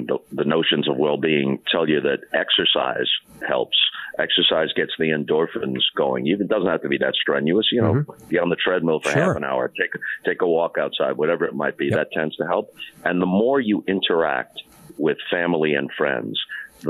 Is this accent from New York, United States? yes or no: yes; Long Island, New York, United States; now in California, United States; I grew up thinking of myself as a New Yorker